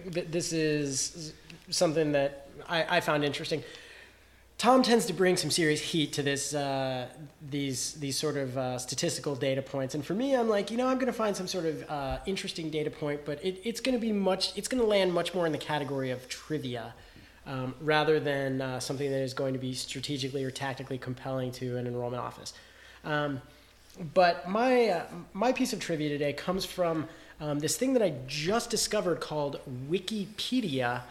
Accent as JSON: {"language": "English", "town": "Denver", "region": "Colorado", "country": "United States", "tie": "born or raised there", "said": "my hometown of Denver"}